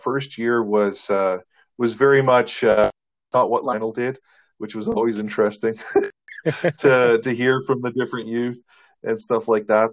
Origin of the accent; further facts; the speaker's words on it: Shaunavon, Saskatchewan, Canada; I'm from Southern Saskatchewan originally